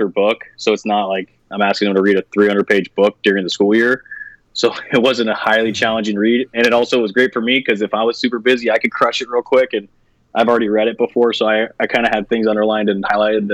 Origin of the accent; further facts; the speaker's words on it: West Coast, United States; moved away as an adult; I was from the West Coast.